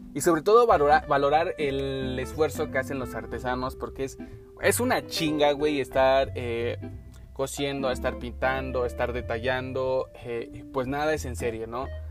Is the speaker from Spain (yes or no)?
no; Mexico; como mexicanos tenemos